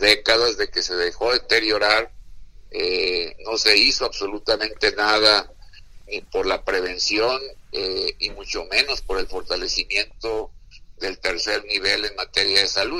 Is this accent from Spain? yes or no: no; Mexico; nosotros los mexicanos